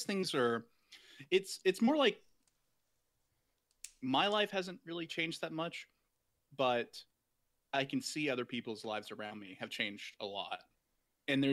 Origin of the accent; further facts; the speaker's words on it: Alabama, United States; moved away as an adult; now in Minneapolis, United States; I'm originally from the South, so originally from Alabama. I grew up there and just moved up here pretty recently.